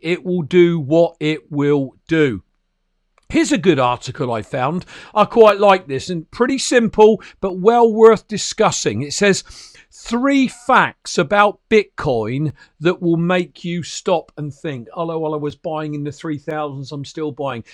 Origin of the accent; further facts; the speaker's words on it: United Kingdom; an ordinary working class guy from the little old, um, uh, British Isles, you know, Great Britain